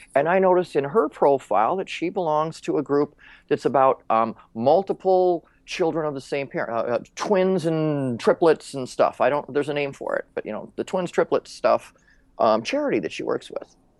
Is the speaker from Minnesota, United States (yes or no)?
yes; Minnesota, United States; I grew up in Minnesota